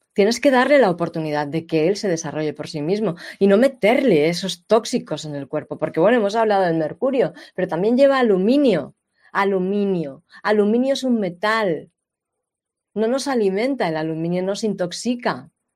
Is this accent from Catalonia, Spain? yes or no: yes; Catalonia, Spain; yo nací y he vivido en Cataluña casi todos los años de mi vida.